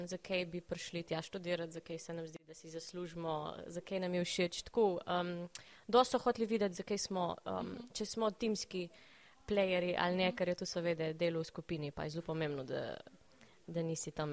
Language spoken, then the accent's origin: Slovenian; Vipava, Goriška, Slovenia; A, iz Vipave sem prišla.